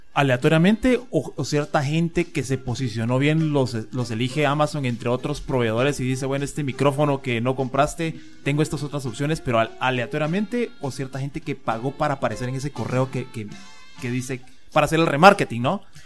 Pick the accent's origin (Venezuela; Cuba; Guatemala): Guatemala